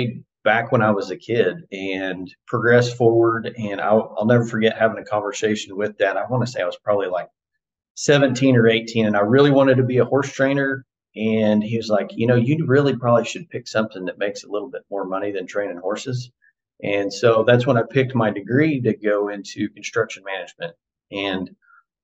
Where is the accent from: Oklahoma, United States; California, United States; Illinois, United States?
Oklahoma, United States; Chandler; also born or lived in Edmond, Oklahoma / Stillwater, Oklahoma; I actually was born in Edmond and then grew up in Chandler, bounced around a little bit, came back there